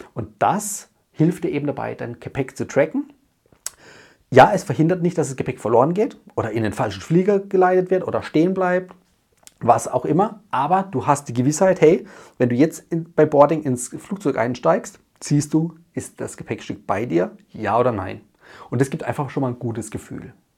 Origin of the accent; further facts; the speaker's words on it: Germany; bei uns in Deutschland